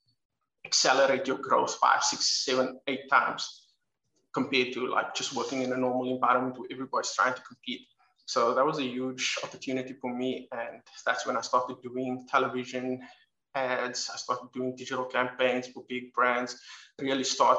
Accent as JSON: {"language": "English", "town": "Dublin", "region": "Leinster", "country": "Ireland", "tie": "born or raised there", "moved": "as an adult", "lives_now": "Cape Town, South Africa", "said": "I'm from Cape Town, South Africa. I grew up overseas in Dublin, Ireland, and then when I was 22, came back to Cape Town"}